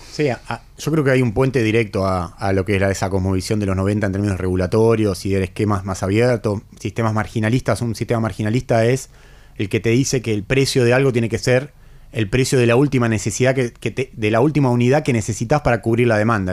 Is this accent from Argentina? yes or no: yes; Argentina; un país como nosotros, como el nuestro, como la Argentina